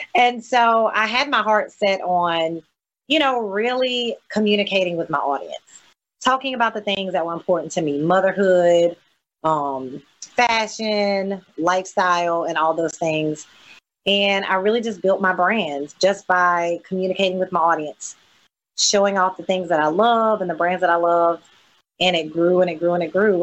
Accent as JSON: {"language": "English", "region": "coastal Mississippi", "country": "United States", "said": "Sometimes people think I'm from Louisiana, and I, I have to explain to them that well, in coastal Mississippi, we have a huge Louisiana New Orleans influence"}